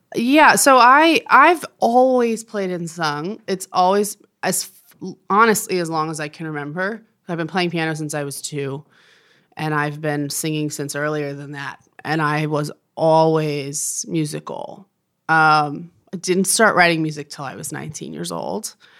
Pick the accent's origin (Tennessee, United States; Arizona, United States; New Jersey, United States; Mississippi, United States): New Jersey, United States; moved away as an adult; now in Nashville, United States; grew up in New Jersey, lived there till I was eighteen, so I was really born and raised in the Northeast